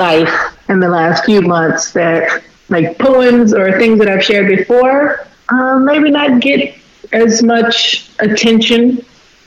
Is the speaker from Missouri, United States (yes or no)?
no; Fort Worth, Texas, United States; now in Houston, United States; I was born and raised in Fort Worth.